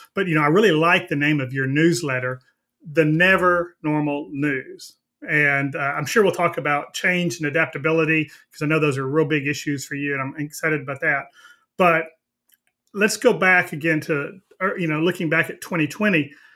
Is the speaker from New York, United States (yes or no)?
no; Texas, United States; I'm from Texas